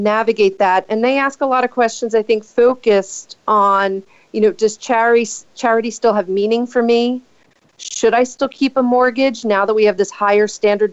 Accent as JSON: {"language": "English", "region": "New Jersey", "country": "United States", "tie": "born or raised there", "said": "my home state of New Jersey"}